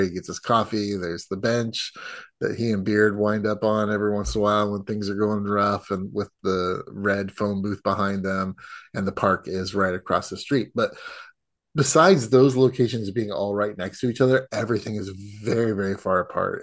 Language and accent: English; United States; as an American